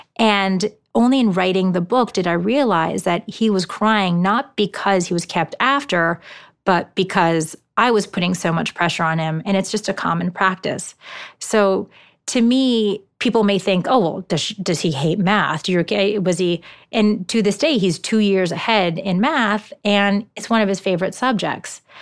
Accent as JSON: {"language": "English", "town": "New York City", "region": "New York", "country": "United States", "also_born_or_lived": "Hong Kong / Shanghai / Tokyo / Palo Alto", "first_language": "Japanese", "second_language": "English", "moved": "as an adult", "said": "I'm originally from New York City"}